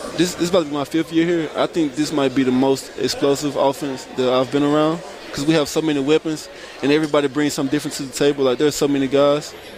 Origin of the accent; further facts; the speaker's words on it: Mississippi, United States; being from Mississippi